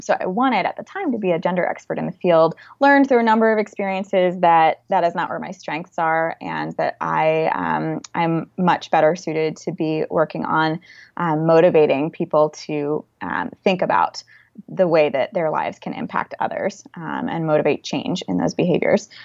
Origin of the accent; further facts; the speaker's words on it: Wilmington, Delaware, United States; now in Washington, D.C., United States; I grew up in Wilmington, Delaware